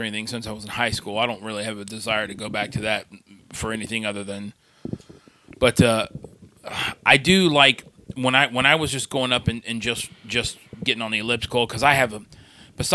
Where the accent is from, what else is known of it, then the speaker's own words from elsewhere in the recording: Sarasota, Florida, United States; moved away as an adult; also born or lived in Erie, Pennsylvania; my hometown, Sarasota, Florida